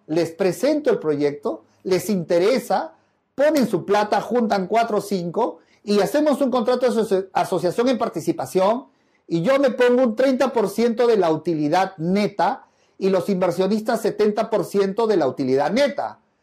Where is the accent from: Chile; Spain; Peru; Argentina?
Peru; en mi país sí, en el Perú